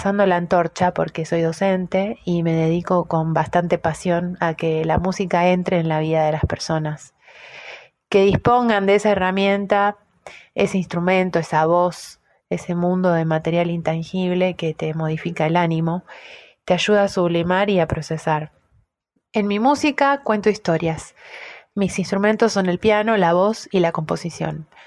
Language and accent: Spanish; Argentina; Soy música, solista, argentina, docente, madre, artista independiente